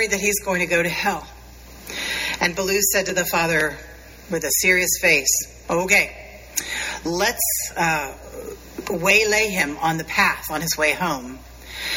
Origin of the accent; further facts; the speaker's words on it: Appalachia, United States; I grew up very near Appalachia